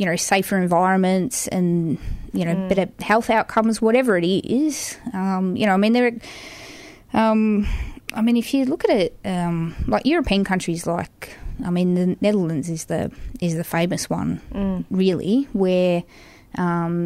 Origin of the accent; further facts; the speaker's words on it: Melbourne, Victoria, Australia; growing up in Melbourne